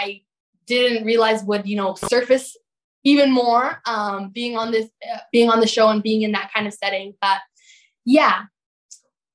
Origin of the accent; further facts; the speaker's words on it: Toronto, Ontario, Canada; now in St. Catharines, Canada; Toronto, my hometown